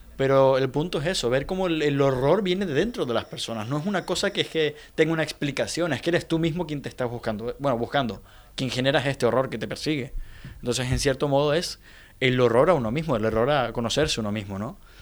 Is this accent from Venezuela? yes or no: yes; Venezuela; Venezuela, en mi país